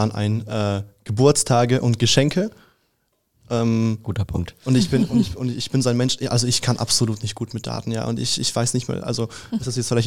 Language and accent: German; Russia; also ich bin ja Russe und bei uns gibt es halt keinen Weihnachten am 24.